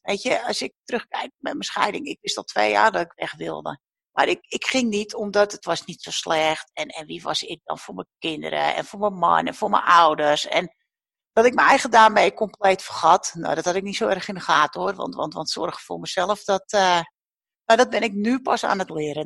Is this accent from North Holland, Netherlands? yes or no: yes; the mainland opposite Texel, North Holland, Netherlands; aan de vaste wal een winkel mocht komen op de plek waar ik, eh, nou ja, de buurt waar ik ben opgegroeid